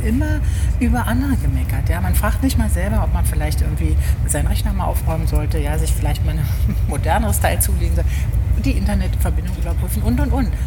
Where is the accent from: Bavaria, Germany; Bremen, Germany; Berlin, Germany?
Berlin, Germany; Hermsdorf, äh, Weidmannslust, ähm, habe ich gewohnt. Hermsdorf äh, bin ich zur Schule gegangen